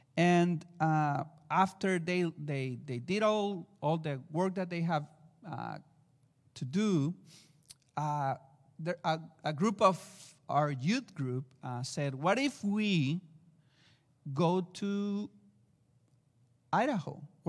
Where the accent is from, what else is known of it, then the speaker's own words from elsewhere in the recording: Mexico; accent: Mexican; English is a second language; And, well, excuse me for my accent, Mexican accent.